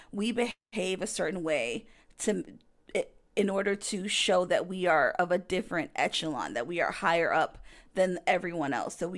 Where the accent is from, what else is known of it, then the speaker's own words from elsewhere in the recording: United States; as an American